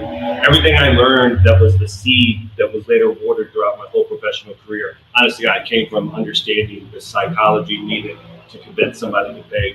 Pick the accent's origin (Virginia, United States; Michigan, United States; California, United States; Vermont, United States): Virginia, United States; Richmond; moved away as an adult; also born or lived in Williamsburg, Virginia; now in Florida, United States; I grew up in Richmond, moved out to Williamsburg.